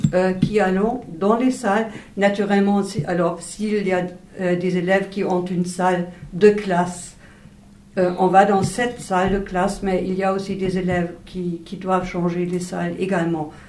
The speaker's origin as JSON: {"language": "French", "town": "Wuppertal", "region": "North Rhine-Westphalia", "country": "Germany", "tie": "born or raised there", "also_born_or_lived": "East Germany", "second_language": "French", "said": "c'est une ville de 400 euh, 000 habitants à peu près. Et euh, après l'école primaire, j'ai changé au lycée"}